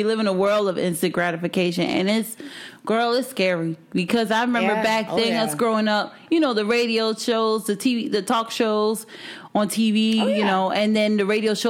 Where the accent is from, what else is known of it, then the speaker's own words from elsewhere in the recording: Miami, Florida, United States; moved away; just listen to morning shows, especially growing up in Miami.